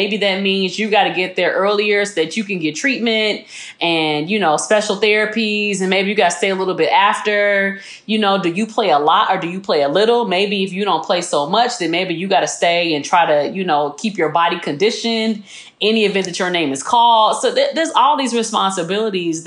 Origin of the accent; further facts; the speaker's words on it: Chicago, Illinois, United States; moved away as an adult; also born or lived in Tuscaloosa, Alabama; I grew up in Chicago